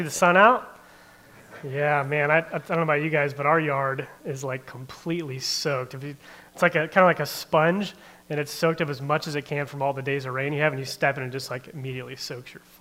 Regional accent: Barberton, Ohio, United States; also born or lived in Norton, Ohio; I grew up in the Barberton area. I graduated from Barberton High School, spent most of my childhood and then a lot of my young adult life in Barberton

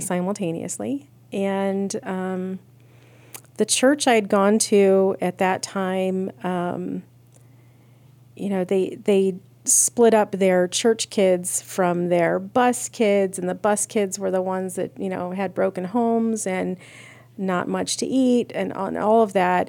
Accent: Akron, Ohio, United States; I was born and raised in Akron, Ohio.

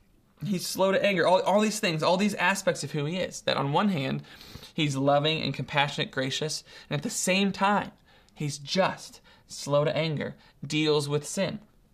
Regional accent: Ohio, United States; the most that he knows about me at this point in his life is that I mumble and I'm from Ohio, right?

